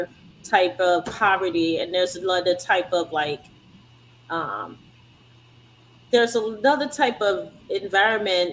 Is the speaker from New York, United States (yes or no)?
no; Louisiana, United States; I was born here. I was born and raised in Louisiana